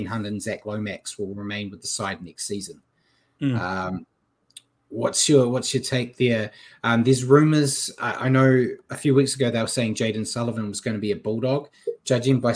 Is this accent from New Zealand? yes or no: yes; New Zealand; as a Kiwi.